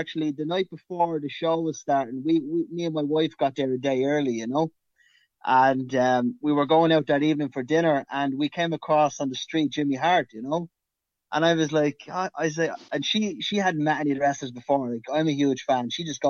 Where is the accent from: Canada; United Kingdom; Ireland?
Ireland; Dublin, Leinster; now in Athlone, Ireland; We're from Dublin, the capital, but we moved to Athlone.